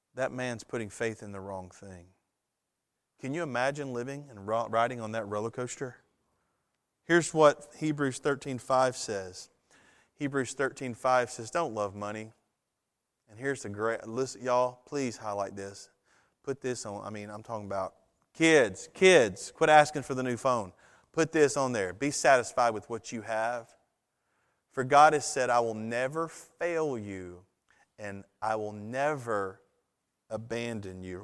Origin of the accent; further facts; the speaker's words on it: United States; a citizen of the United States